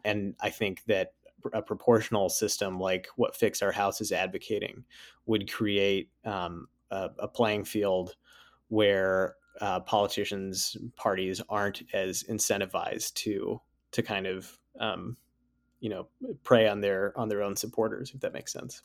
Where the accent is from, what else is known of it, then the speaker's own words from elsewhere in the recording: Sioux Falls, South Dakota, United States; moved away as an adult; also born or lived in Virginia; I grew up in, uh, Sioux Falls, South Dakota, uh, spent the first eighteen years of my life there